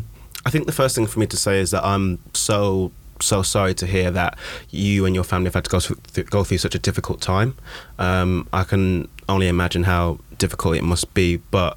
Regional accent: United Kingdom; We can talk about the weather all day because we're British.

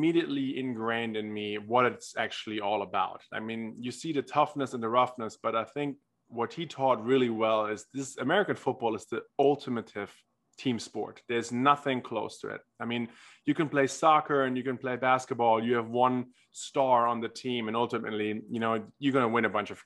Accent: Germany; moved away; I grew up in Germany, tried almost every sport there is to try forcefully, as every German boy

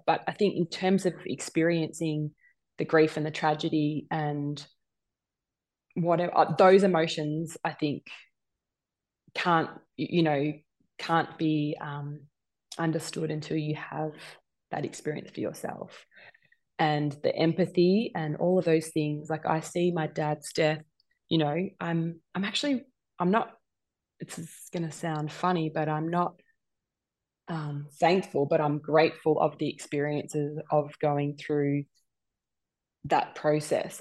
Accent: Gippsland, Victoria, Australia; moved away; I've always been really proud about growing up in Gippsland.

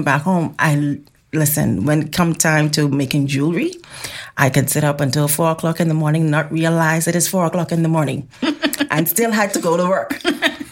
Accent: Bahamas; we're from the Bahamas

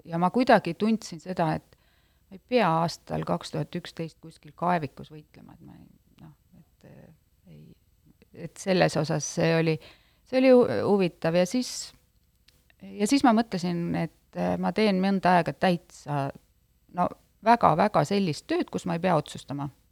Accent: Jootme, Lääne-Viru County, Estonia; ma ise olen pärit äh, äh, sellisest väikesest külast nagu Jootme küla, mis on kuus kilomeetrit Tapa, Tapa linnast

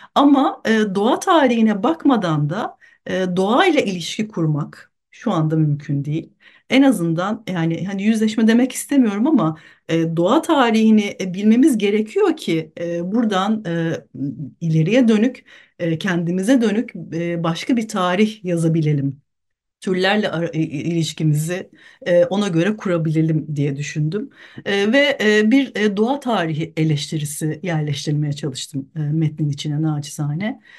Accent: Büyükada, Istanbul, Turkey; Büyükada'da doğdum büyüdüm

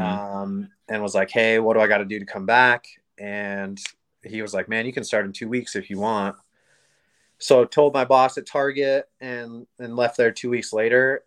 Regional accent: Oregon, United States; born and raised in Oregon

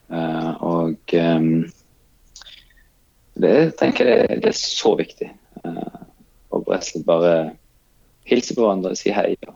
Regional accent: Kenya; now in Norway; jeg kommer fra Kenya, så, så, så var jeg jo på en måte vant med at eh, vi eh, snakket med alle. Og, og eh, alle fremmede var, var ikke fremmede.

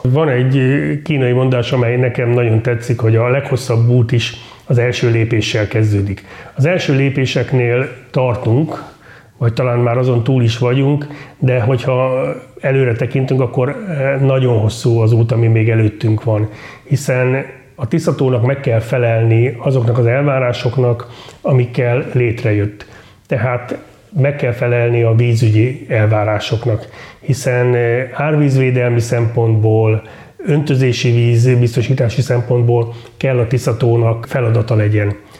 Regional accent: Karcag, Jász-Nagykun-Szolnok, Hungary; én is karcagi vagyok, kunnak tartom magam

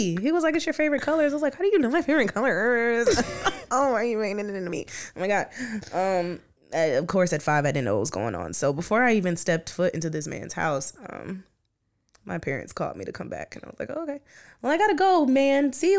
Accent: Georgia, United States; technically, I'm from Henry County, but it's okay.

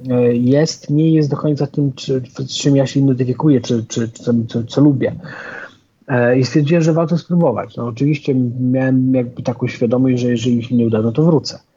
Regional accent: Nigeria; ja się wychowałem, e, przez jakiś czas mieszkałem w Afryce, wychowywałem się w Nigerii

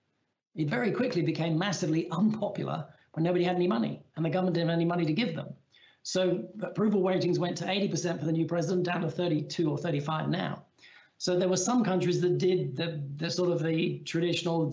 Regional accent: England, United Kingdom; as an Englishman

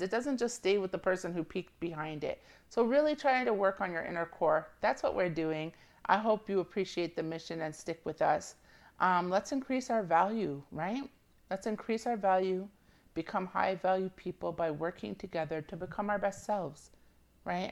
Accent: Jamaica; I'm Jamaican, and I have family that's obviously Jamaican

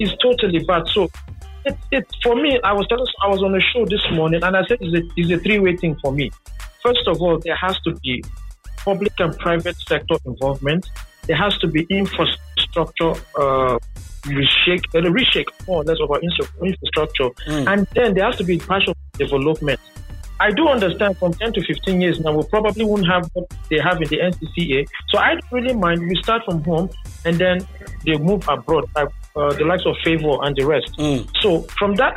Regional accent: Jos, Plateau, Nigeria; I'm from the Jos Axis

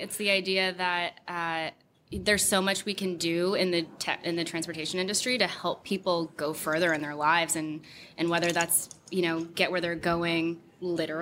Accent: Connecticut, United States; I'm from Connecticut

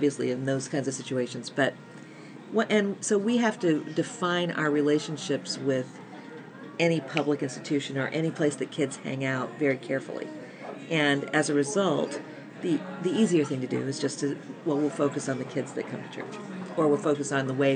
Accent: United States; I'm American

